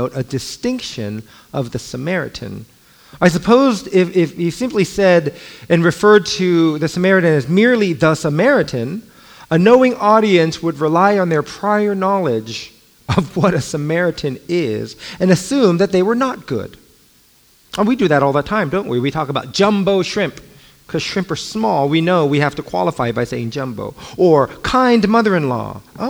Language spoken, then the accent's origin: English; Los Angeles, California, United States; also born or lived in Alexandria, Virginia; I grew up